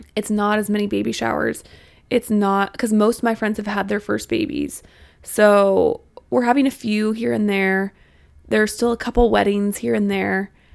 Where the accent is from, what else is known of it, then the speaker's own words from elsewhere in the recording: Missouri, United States; moved away as an adult; now in Arkansas, United States; I'm from Missouri. I went to school in Arkansas